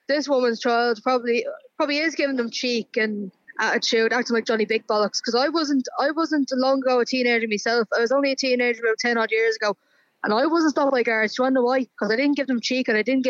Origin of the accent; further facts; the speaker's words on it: Dublin, Leinster, Ireland; I grew up in Finglas